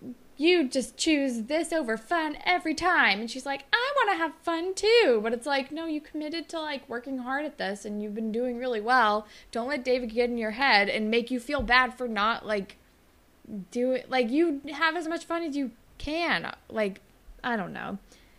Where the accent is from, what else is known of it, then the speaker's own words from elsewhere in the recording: Australia; I'm Australian, so I can't even blame it on New Jersey.